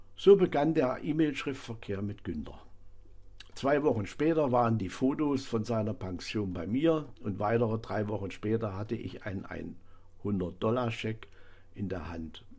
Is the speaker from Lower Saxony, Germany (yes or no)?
no; Bad Salzungen, Thuringia, Germany; meiner Heimatstadt Bad Salsung